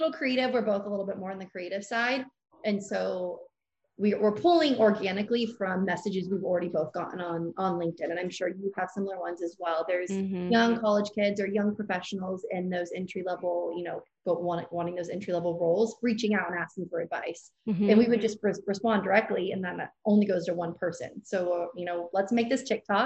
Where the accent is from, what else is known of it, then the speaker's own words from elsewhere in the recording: Sacramento, California, United States; moved away as an adult; also born or lived in Reno, Nevada / Denver, Colorado; I'm originally from Sacramento, California